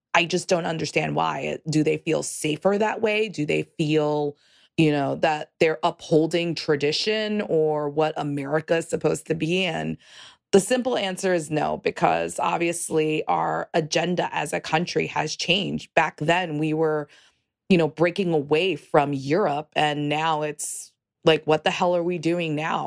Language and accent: English; New York City, New York, United States; I am from New York City. I l, am a Puerto Rican